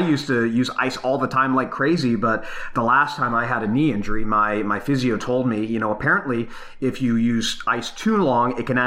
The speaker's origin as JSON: {"language": "English", "country": "Canada", "said": "we're Canadian"}